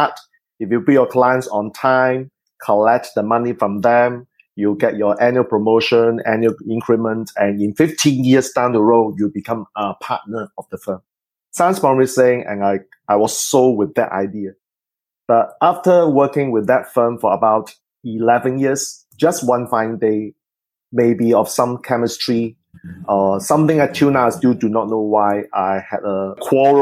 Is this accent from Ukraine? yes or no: no; Singapore; I am actually from Singapore